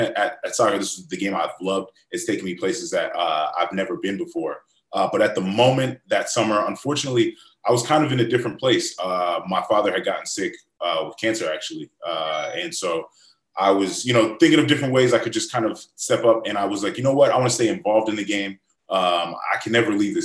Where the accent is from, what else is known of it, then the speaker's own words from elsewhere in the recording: Tampa, Florida, United States; I grew up in Florida